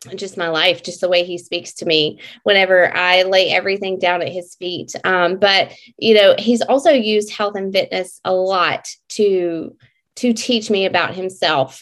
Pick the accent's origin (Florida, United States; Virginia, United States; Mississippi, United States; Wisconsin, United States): Mississippi, United States; I am from Mississippi